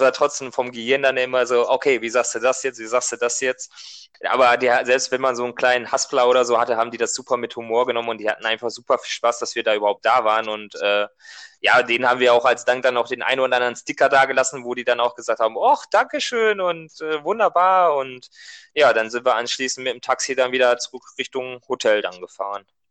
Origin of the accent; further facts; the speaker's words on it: Germany; wir kommen ja halt aus Deutschland